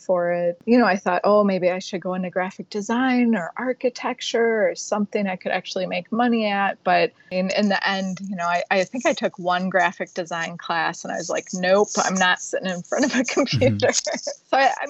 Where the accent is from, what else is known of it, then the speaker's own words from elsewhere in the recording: Racine, Wisconsin, United States; I grew up in Racine, Wisconsin, just a little place in the country